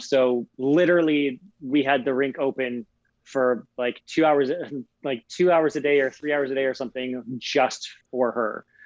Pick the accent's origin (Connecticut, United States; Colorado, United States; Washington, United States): Colorado, United States; Aspen; I grew up in Aspen, Colorado